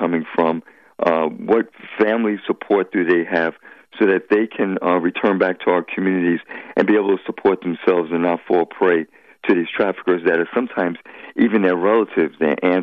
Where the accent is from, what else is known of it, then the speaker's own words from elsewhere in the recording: New York City, New York, United States; now in Suffolk County, United States; I grew up in the South Bronx, and my parents still live there